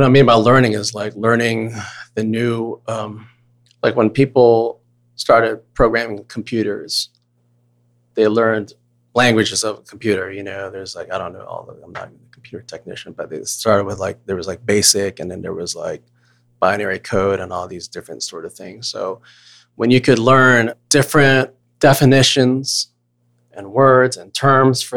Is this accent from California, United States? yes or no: no; Virginia, United States; Asian American guy from United States growing up in Virginia